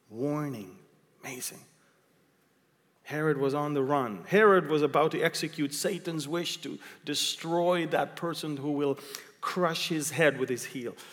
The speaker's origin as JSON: {"language": "English", "country": "Israel", "said": "I came from Israel. I know what's I don't have to dream."}